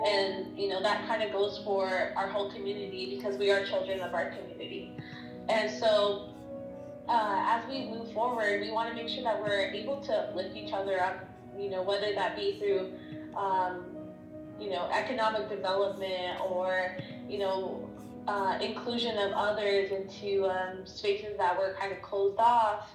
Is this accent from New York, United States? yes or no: no; Santo Domingo Pueblo, New Mexico, United States; I'm from the Pueblo of Gila, also known as Santo Domingo Pueblo